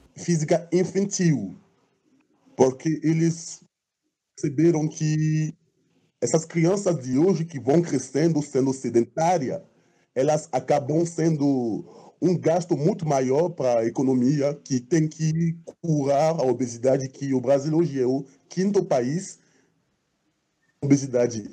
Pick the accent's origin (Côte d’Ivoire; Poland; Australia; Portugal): Côte d’Ivoire; moved away as an adult; now in Brazil; eu sou marfinense. Eu saí da Costa do Marfim em para estudar